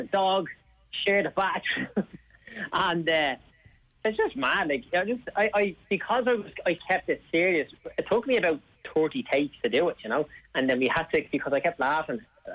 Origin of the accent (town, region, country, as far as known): Dublin, Leinster, Ireland; born or raised there